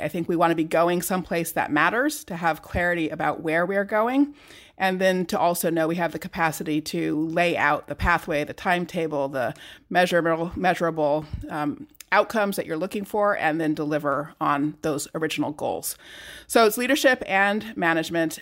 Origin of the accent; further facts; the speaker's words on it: California, United States; now in Massachusetts, United States; I grew up in California in the 70s and 80s